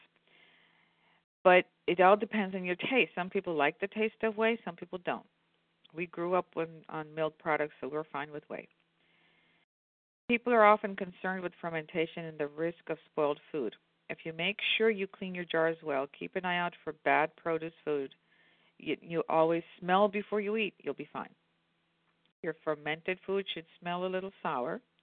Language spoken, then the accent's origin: English; Indiana, Pennsylvania, United States; as a kid, growing up in Indiana, PA